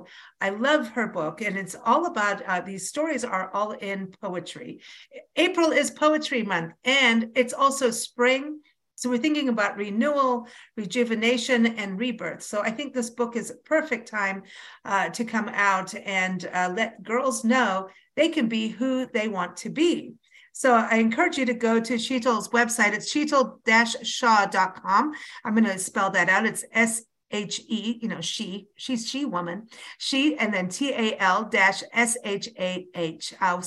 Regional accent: Kenya; also born or lived in South Africa / England / United States; I have to tell you, I grew up in Kenya and South Africa and England, and American born, but lived everywhere and came back here.

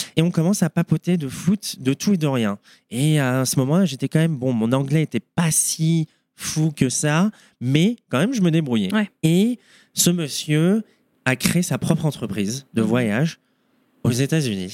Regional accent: Boulogne-Billancourt, Île-de-France, France; moved away as an adult; now in Denver, United States; je suis originaire de Paris, mhm. plus précisément 92, Boulogne, mhm. Sèvres

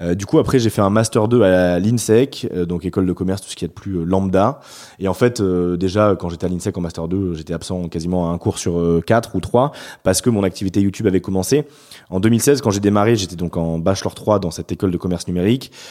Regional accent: Bordeaux, Nouvelle-Aquitaine, France; also born or lived in Paris; je suis né à Bordeaux, j'ai fait deux ans à Paris pour un stage, enfin pour de l'alternance, mais, mais je suis revenu ici

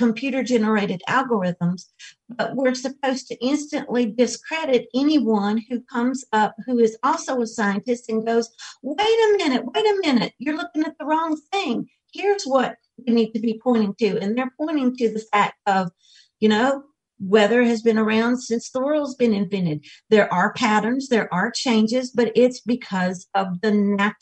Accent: South Georgia, United States; now in North Carolina, United States; I grew up in South Georgia

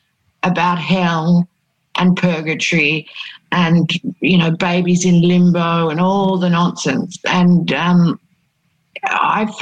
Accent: Yorke Peninsula, South Australia, Australia; In a country town in South Australia, a very predominantly Protestant area

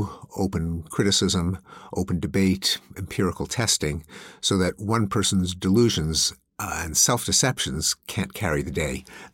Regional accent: Canada; now in United States; I grew up in Canada, which imported the British system. So I grew up in religious schools.

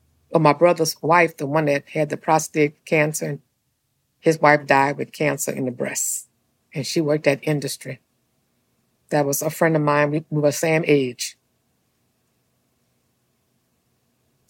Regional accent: St. James Parish, Louisiana, United States; I grew up in St. James Parish in a little area called Chapman Town

